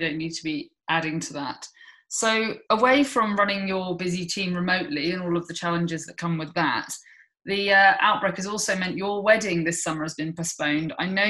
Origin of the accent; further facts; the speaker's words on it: Devon, South West England, United Kingdom; moved away; I'm from Devon